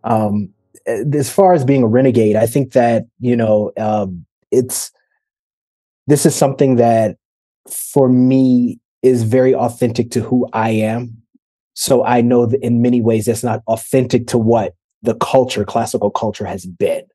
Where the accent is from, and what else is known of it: Detroit, Michigan, United States; born or raised there